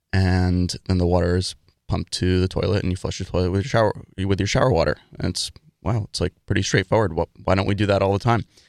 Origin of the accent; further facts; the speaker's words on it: New York City, New York, United States; moved away as an adult; also born or lived in Dartmouth; I grew up in New York City, in Manhattan, living in an apartment, taking the subway to school